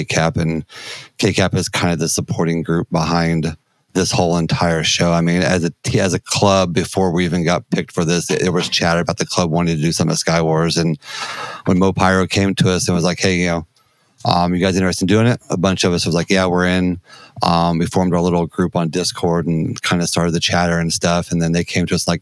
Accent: Missouri, United States; So I grew up here in the Midwest, in Missouri.

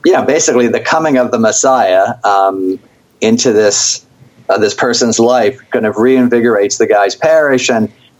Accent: Philadelphia, Pennsylvania, United States; I'm from Philly

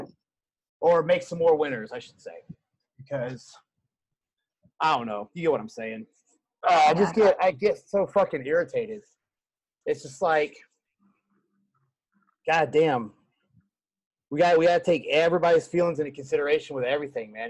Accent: the South, United States; moved away; I'm from the South

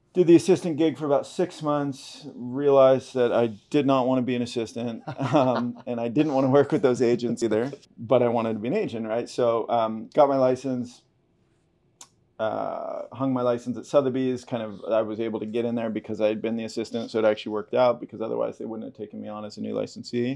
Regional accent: Topanga, California, United States; moved away as an adult; also born or lived in Los Angeles / San Francisco / France; now in Malibu, United States; I grew up in Topanga Canyon, which is basically like the, it's a little town, um, just south southeast of Malibu

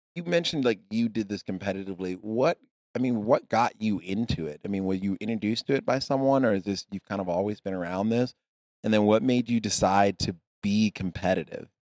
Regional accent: Texas, United States; I'm from Texas

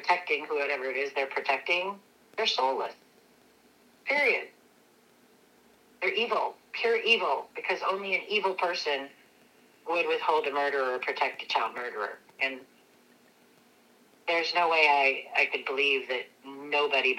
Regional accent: Lacey, Washington, United States; That's where I grew up. I didn't grow up in Grays Harbor. I grew up in Lacey.

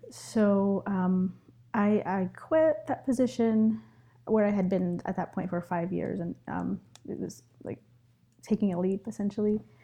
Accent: New York City, New York, United States; also born or lived in Ecuador; I was actually, I was born in Ecuador, but I've been living in New York City since I was four

